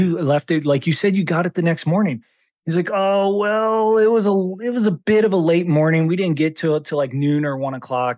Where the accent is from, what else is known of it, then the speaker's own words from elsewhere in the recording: Howard, Ohio, United States; moved away as an adult; also born or lived in Cleveland, Ohio / northern Idaho; now in Idaho, United States; I grew up in Ohio in a town of population, two hundred and twenty people